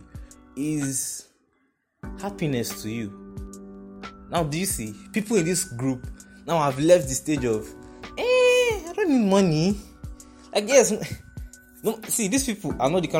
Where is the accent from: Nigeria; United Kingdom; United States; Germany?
Nigeria; I'm Nigerian, rather, I stay in Nigeria